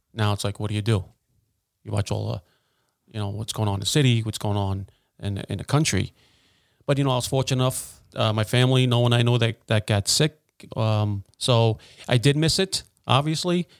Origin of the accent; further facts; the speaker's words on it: United States; I grew up in Wilson Park